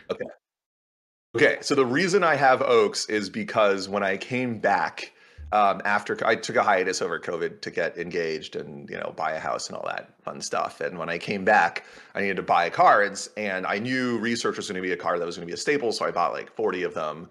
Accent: Canada; I'm also Canadian, and that's a Canadian thing

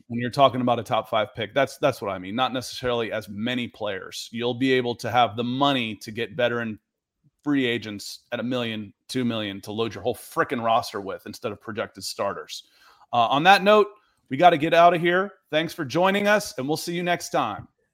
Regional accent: Akron, Ohio, United States; moved away; I was born in Akron

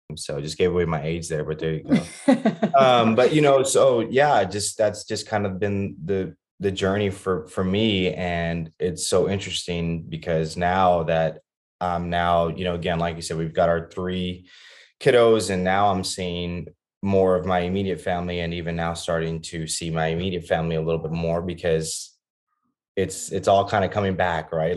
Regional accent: Laredo, Texas, United States; also born or lived in Austin, Texas; I grew up in Laredo, Texas, which is a border town, um, about two hours south of San Antonio

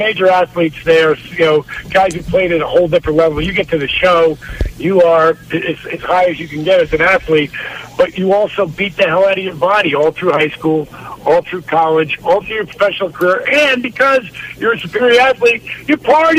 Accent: New Jersey, United States; Considering I grew up in New Jersey?

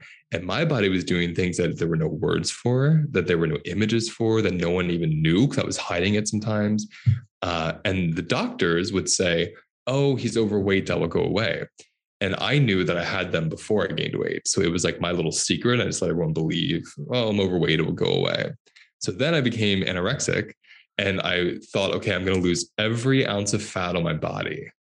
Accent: Pennsylvania, United States; Southern Pennsylvania. So it's like, oh. Yeah, it's like being in Tennessee, you know?

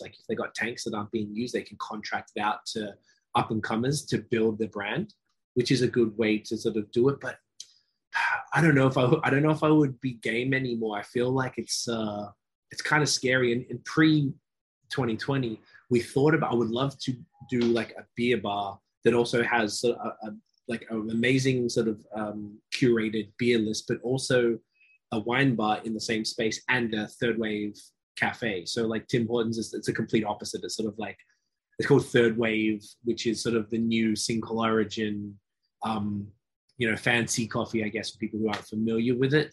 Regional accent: Australia; moved away as an adult; also born or lived in Toronto, Canada; now in Montreal, Canada; I'm from Australia, living out here in Canada for almost 12 years.

